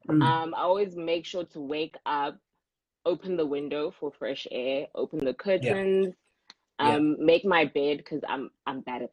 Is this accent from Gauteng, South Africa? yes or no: yes; Pretoria, Gauteng, South Africa; moved away as an adult; now in Cape Town, South Africa; I am born and bred in Pretoria